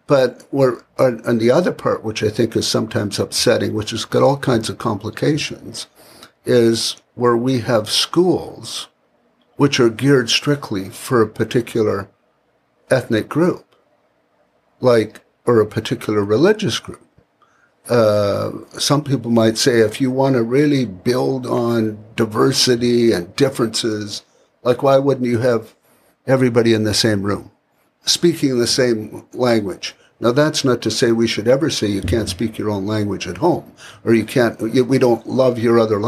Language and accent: English; Canada; as a Canadian